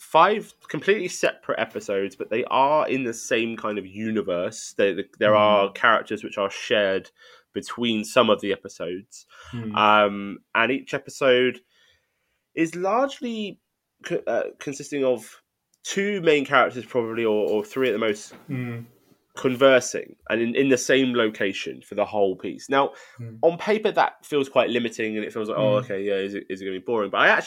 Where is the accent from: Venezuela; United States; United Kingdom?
United Kingdom; And I think as a British audience, I think we'll get more out of this than you would say out of Best Christmas Ever.